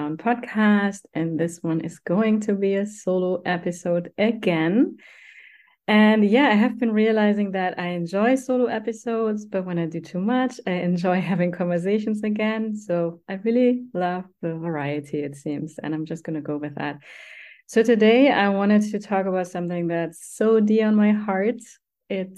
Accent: Germany; growing up in Germany, we have a cellar

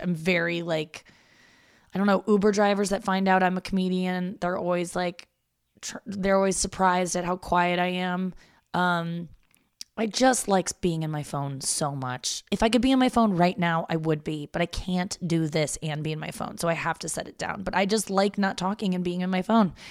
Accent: St. Louis, Missouri, United States; also born or lived in Cincinnati, Ohio; and then we moved from Cincinnati to St. Louis, and so um, when I was six

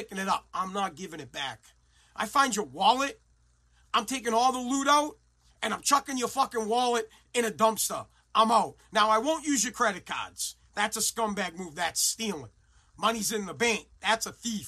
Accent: Woburn, Massachusetts, United States; now in Revere, United States; I'm from Woburn

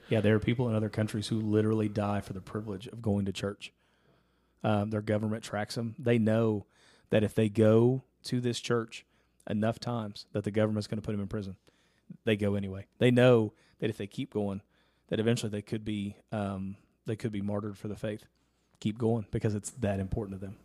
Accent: Ashland, Kentucky, United States; we actually went to my hometown for it

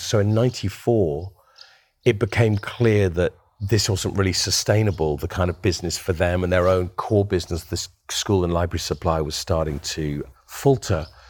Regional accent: Winchester, South East England, United Kingdom; the house I grew up in outside of Winchester

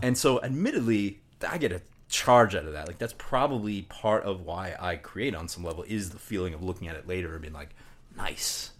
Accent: Long Island, Nassau County, New York, United States; also born or lived in Virginia; I was born on Long Island and, uh, raised, uh, Long Island, Nassau County, about forty minutes east of Manhattan.

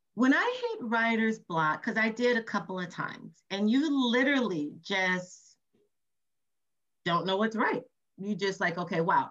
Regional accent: Compton, California, United States; my mother had me when she was 17 years old and born and raised in Compton, California

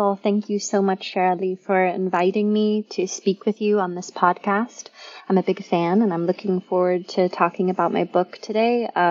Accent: Memphis, Tennessee, United States; I grew up in Memphis, Tennessee, in a city that was a place that had a very small town feel.

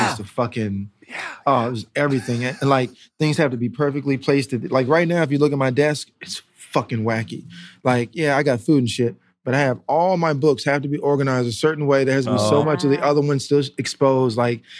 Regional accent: North Carolina, United States; also born or lived in Germany; So I was born in Germany, so I grew up over there for a while until I was like 6. And then we moved to North Carolina.

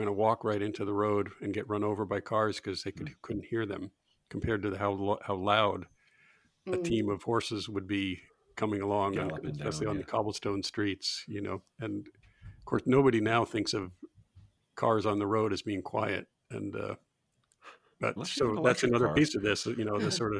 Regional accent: outside of Boston, Massachusetts, United States; When I grew up outside of Boston, we had a dump.

